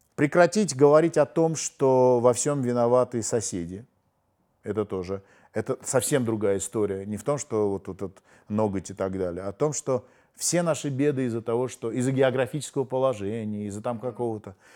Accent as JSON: {"language": "Russian", "country": "Armenia", "said": "мы диаспора, мы армяне"}